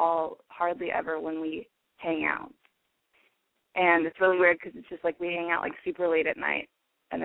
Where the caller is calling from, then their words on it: Oregon, United States; I'm 23. And I'm calling from Oregon.